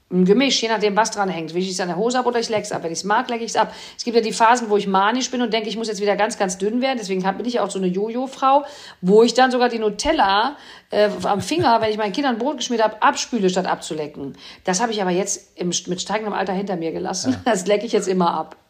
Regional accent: Cologne, North Rhine-Westphalia, Germany; als Kölner

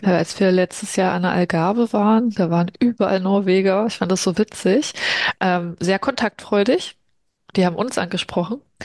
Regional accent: Berlin, Germany; also born or lived in Brazil; ich komme ja aus Berlin.

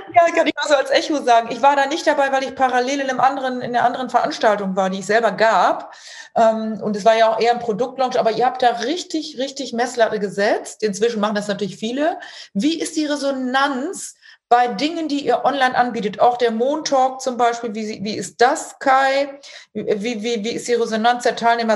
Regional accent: Emsland, Lower Saxony, Germany; also born or lived in Münster; ich komme ja auch aus dem Münsterland, also genauer gesagt Emsland

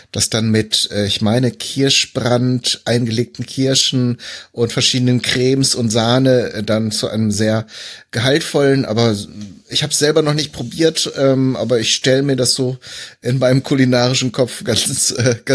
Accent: North Rhine-Westphalia, Germany; born there; Ich komme ja, ich bin ja eigentlich auch gebürtiger Westfale, von daher äh, ist das ist das auf jeden Fall schon mal äh, in Erscheinung getreten.

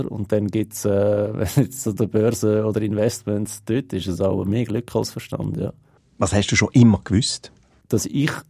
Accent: Switzerland; wir sind Schweizer

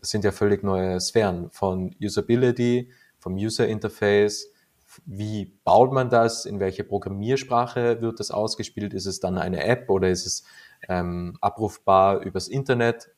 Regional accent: Austria; bei uns in Österreich

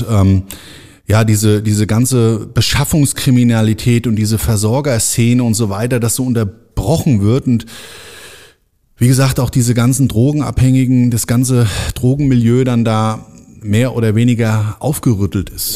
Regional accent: Frankfurt am Main, Hesse, Germany; in meine Stadt, in meine Geburtsstadt Frankfurt am Main

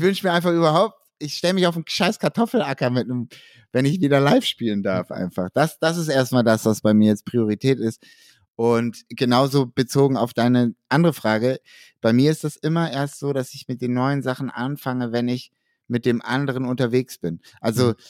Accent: Hamburg, Germany; Ich bin Hamburger

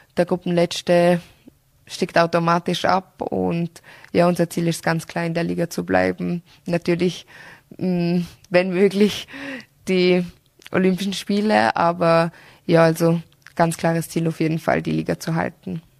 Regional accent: Austria; bei uns in Österreich

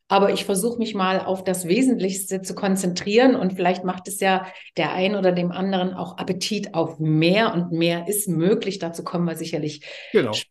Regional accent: Leipzig, Saxony, Germany; Ich bin ein Kind der DDR. Ich bin geboren und aufgewachsen in Leipzig, wo ich auch inzwischen wieder lebe und zwar sehr gern wieder lebe.

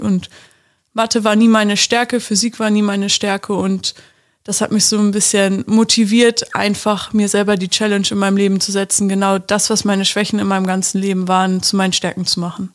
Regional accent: near Lübeck, Schleswig-Holstein, Germany; ich komme aus der Nähe

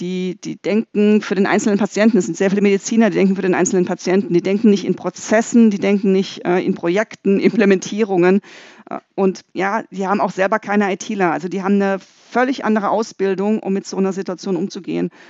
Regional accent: Freiburg, Baden-Württemberg, Germany; ich komme aus Freiburg

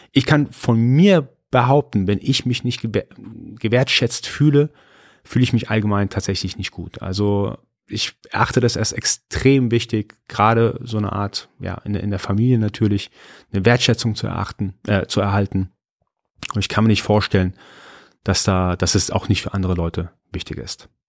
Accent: Iran; Also ich bin Iraner, bin äh, bei uns ist Höflichkeit eine ganz, ganz äh, wichtige Charaktereigenschaft.

